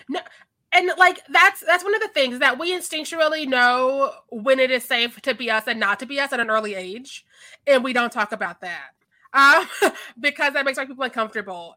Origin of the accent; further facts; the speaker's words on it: Missouri, United States; I'm from Missouri